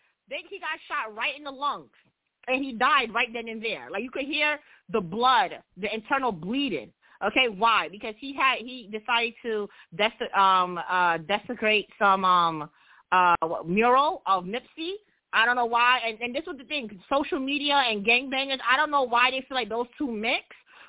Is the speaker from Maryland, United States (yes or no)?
no; New York City, New York, United States; I'm from Brooklyn